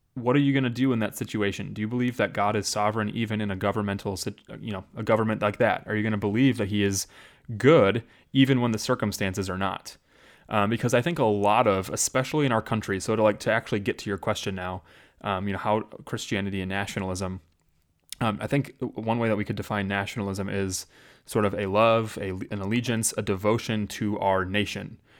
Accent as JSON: {"language": "English", "country": "United States"}